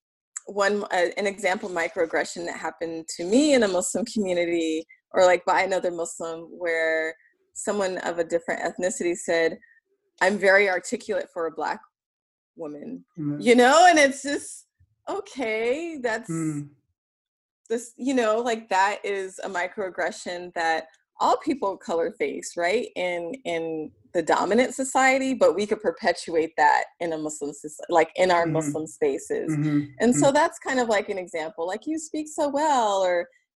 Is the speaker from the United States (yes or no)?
yes; California, United States; accent: Californian; my accent is very Californian